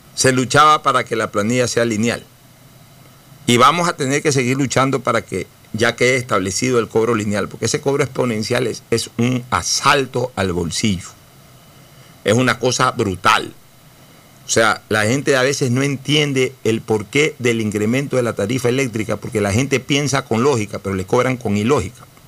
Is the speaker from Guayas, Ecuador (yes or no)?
yes; Guayaquil, Guayas, Ecuador; también soy guayaquileño.